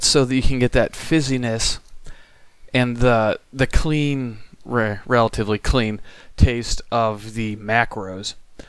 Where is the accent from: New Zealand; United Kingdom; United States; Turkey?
United States; Iowa; my hometown in more than one variety of Sam Adams in a town of 2,000, a county of 5,000, like, it's not exactly... Yeah, you heard me. Second least populous county in Iowa